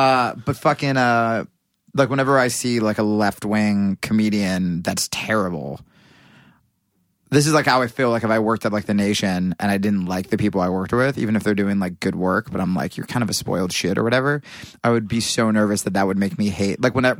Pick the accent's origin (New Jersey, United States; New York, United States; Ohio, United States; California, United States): New Jersey, United States; Pennington; Pennington, New Jersey.